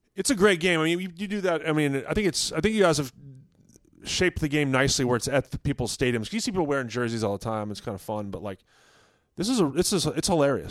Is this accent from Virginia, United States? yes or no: yes; Virginia, United States; where I grew up in Virginia